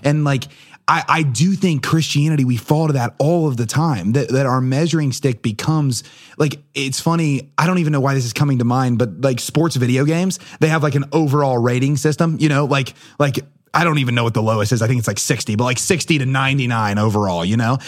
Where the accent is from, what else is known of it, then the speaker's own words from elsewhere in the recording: Portsmouth, New Hampshire, United States; I'm also from Portsmouth